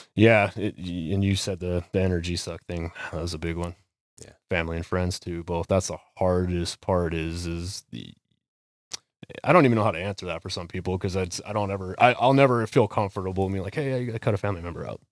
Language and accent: English; Las Vegas, Nevada, United States; moved away; also born or lived in Maricopa, Arizona; I grew up in Las Vegas, Nevada